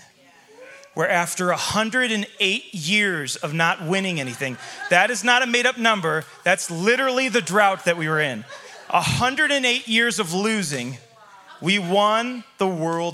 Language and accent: English; Chicago, Illinois, United States; now in Montana, United States; I grew up in Chicago, which means I'm a Cubs fan